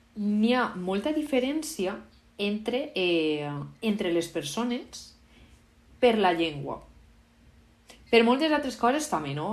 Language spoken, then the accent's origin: Catalan; Valencian Community, Spain; first language Valencian; com a valenciana